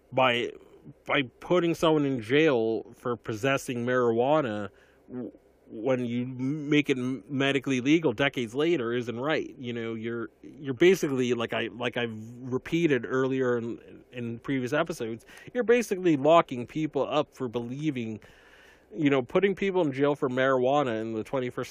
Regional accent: Massachusetts, United States; in my home state of Massachusetts

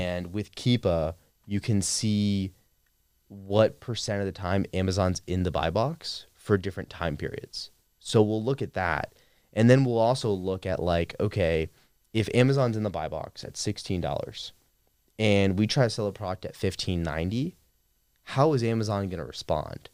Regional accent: Clearwater, Florida, United States; moved away as an adult; also born or lived in Atlanta, Georgia; now in Austin, United States; I grew up in a suburb of Tampa, Florida, Clearwater, and had a pretty normal upbringing

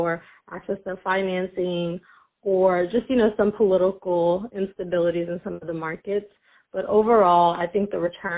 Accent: United States; also born or lived in Sudan / Eritrea; I grew up in the U.S.

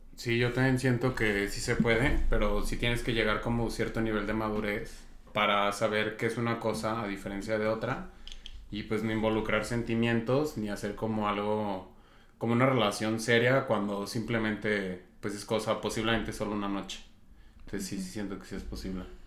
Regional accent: Zacatecas, Mexico; vengo de Zacatecas

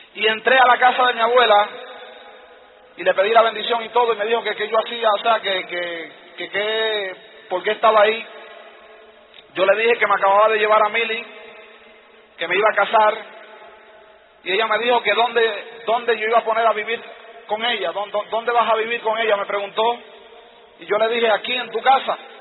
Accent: New York, United States; yo vivía en Nueva York y en Nueva York pues yo era un niño callejero, caminaba por las calles, cuando tenía 10 años de edad

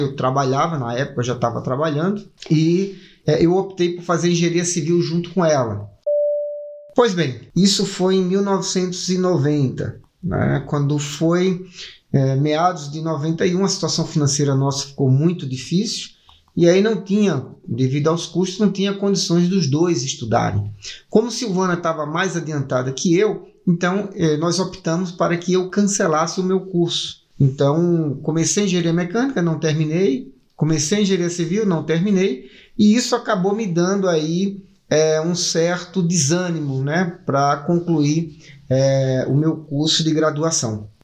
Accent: Paraíba, Brazil; moved away as an adult; now in São Paulo, Brazil; tanto eu quanto a minha esposa nós somos do estado da Paraíba.

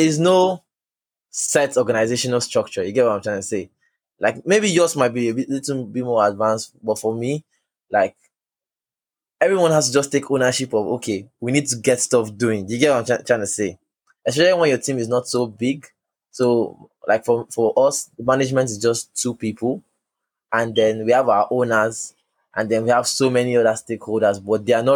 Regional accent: Lagos, Nigeria; moved away as an adult; now in London, United Kingdom; I still sound like I am in Lagos

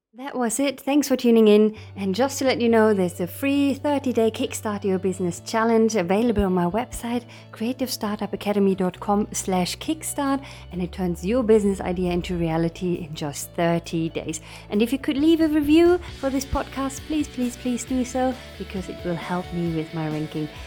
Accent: Berlin, Germany; moved away as an adult; now in United Kingdom; I'm originally from Berlin, uh, in Germany

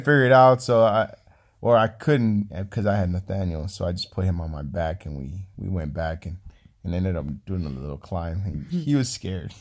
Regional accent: California, United States; moved away; I'm from California.

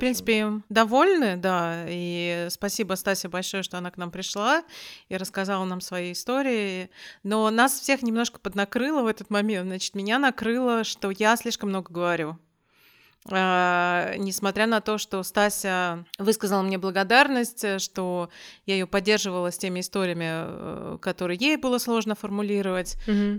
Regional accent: Russia; moved away as an adult; now in Malmö, Sweden; откуда ты при... приехала, и я говорю, из России

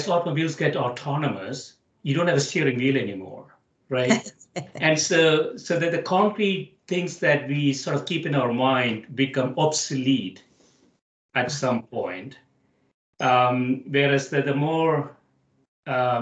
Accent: South India, India; now in United States; I grew up in India. I spent half my life in India and half my life in the US

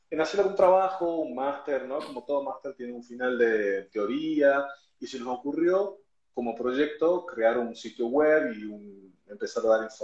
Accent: Argentina; yo soy de Argentina

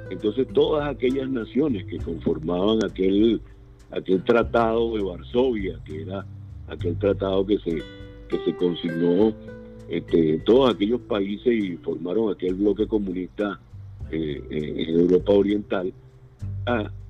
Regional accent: Venezuela; moved away; Y finalmente yo este, salí de Venezuela hace muchos años, cuando preví que la situación iba a ir de mal en peor.

